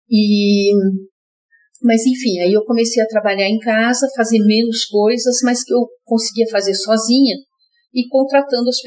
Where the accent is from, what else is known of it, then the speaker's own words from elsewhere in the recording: Rio Grande, Rio Grande do Sul, Brazil; moved away; Nasci no Rio Grande, no Rio Grande do Sul. Rio Grande é uma cidade bem lá no sul do Rio Grande do Sul. Uhum. E eu morei lá